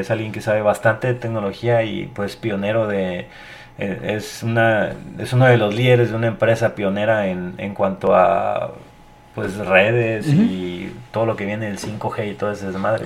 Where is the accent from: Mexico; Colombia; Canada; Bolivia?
Mexico; mi país